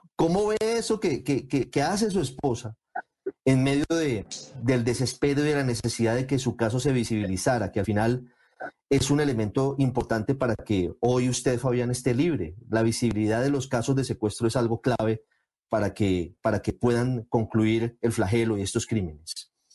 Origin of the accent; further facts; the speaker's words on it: Colombia; todos somos colombianos